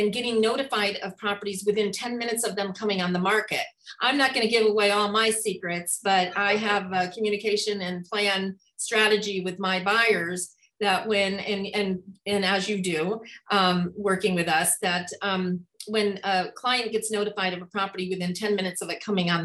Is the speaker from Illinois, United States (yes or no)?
no; New York, United States; also born or lived in Hawaii; now in Spokane, United States; I'm from New York originally